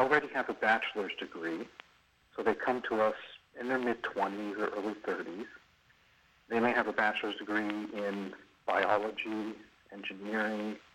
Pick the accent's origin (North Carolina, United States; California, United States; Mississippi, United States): California, United States; San Francisco; I grew up mostly in San Francisco, in the northwest part of the city